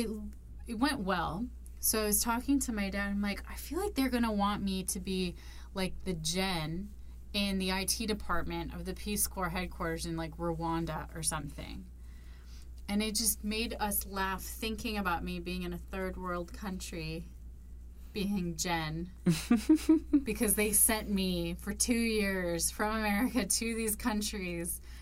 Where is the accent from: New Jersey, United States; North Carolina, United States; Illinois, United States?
Illinois, United States; Chicago; I'm from Chicago